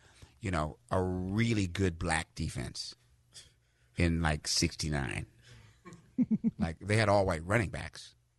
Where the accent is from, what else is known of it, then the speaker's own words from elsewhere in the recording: Washington, District of Columbia, United States; also born or lived in Greenville, Mississippi / Laramie, Wyoming / Casper, Wyoming / Fort Collins, Colorado; I'm from Washington, D.C.